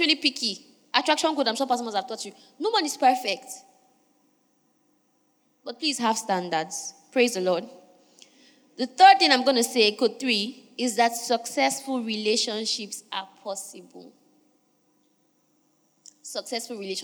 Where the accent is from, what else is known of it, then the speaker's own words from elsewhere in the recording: Niger Delta, Nigeria; I'm from Niger Delta